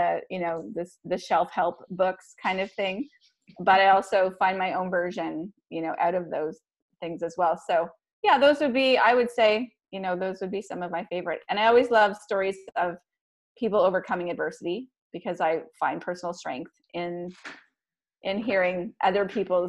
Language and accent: English; Barrie, Ontario, Canada; also born or lived in Kingston, Ontario / British Columbia; So I'm from Barrie, Ontario. I was born in Kingston, but raised in Barrie